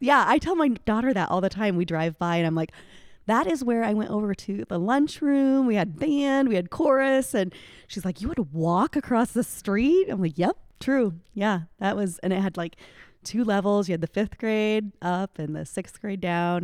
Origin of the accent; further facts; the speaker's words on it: Indianola, Iowa, United States; I grew up here in Indianola, out on R sixty-three Highway, born and raised